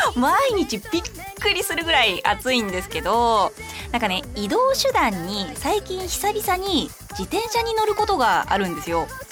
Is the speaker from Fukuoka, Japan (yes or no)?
no; Saitama, Japan; 私の地元の埼玉県では伊賀まんじゅうって言って